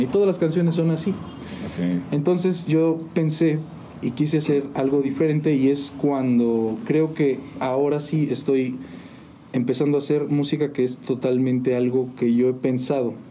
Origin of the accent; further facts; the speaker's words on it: San Juan del Río, Querétaro, Mexico; De aquí de San Juan, de hecho... Eh, mis papás también son de San Juan